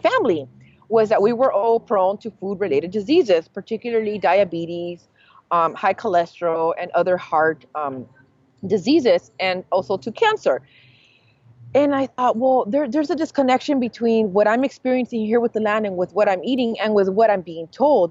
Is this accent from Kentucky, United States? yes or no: no; Los Angeles, California, United States; being born and raised in East